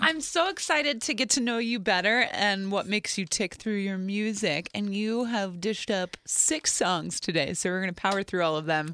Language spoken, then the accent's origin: English; New Jersey, United States; we grew up in New Jersey